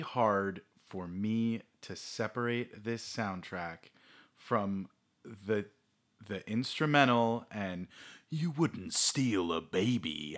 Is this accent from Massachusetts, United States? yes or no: yes; Massachusetts, United States; moved away; you live nowhere near Boston, and everyone asks you, you know, you're from Massachusetts